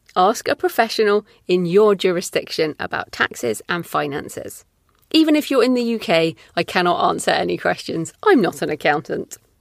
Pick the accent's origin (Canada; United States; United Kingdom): United Kingdom; as a Brit